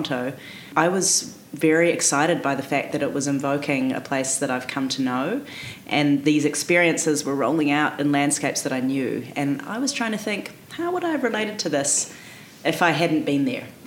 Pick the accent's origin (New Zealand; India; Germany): New Zealand; accent: New Zealand; now in Prince George, Canada; my accent is from New Zealand